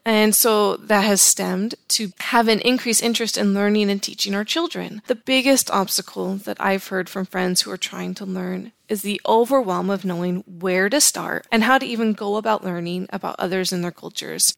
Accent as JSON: {"language": "English", "town": "Los Angeles", "region": "California", "country": "United States", "tie": "born or raised there", "also_born_or_lived": "Utah / Virginia / Savannah, Georgia", "moved": "yes", "said": "I grew up in Southern California and then I moved to Utah"}